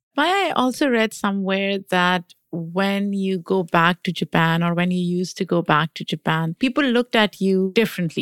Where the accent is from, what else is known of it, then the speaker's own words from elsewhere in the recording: Pakistan; moved away as an adult; now in United States; I grew up in Pakistan. I came here in my 20s